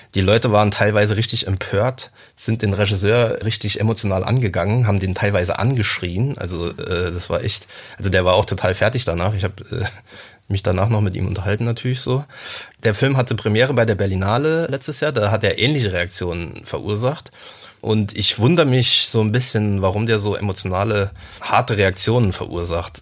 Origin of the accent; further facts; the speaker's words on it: Saarland, Germany; in meiner Jugend im Saarland